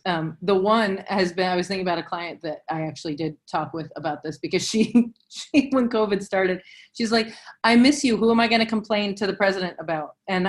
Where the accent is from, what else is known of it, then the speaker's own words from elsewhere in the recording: the South, United States; But, you know, I'm old and I'm from the South